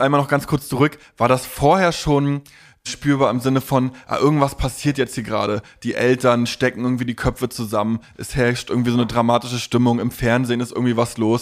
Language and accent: German; Stralsund, Mecklenburg-Vorpommern, Germany; also born or lived in Leipzig; ich bin 88 in Leipzig geboren und in Stralsund aufgewachsen